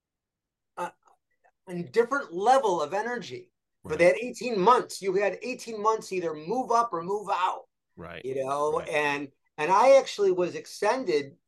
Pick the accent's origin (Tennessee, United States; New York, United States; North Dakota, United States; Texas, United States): New York, United States; Rochester; moved away; I'm back in Rochester, New York. I'm from Rochester, upstate.